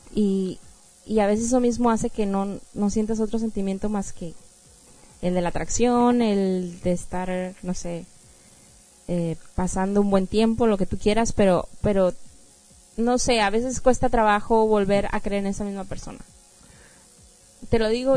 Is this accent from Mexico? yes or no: yes; Mexico; yo soy de México